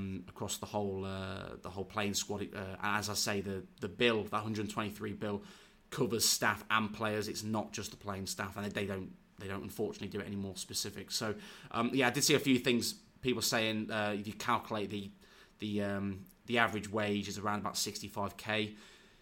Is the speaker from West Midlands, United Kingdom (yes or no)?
yes; Warwick, West Midlands, United Kingdom; also born or lived in Leamington Spa; I am from Warwick and I still live over in Warwick now. Went to school in Leamington, Royal Leamington Spa.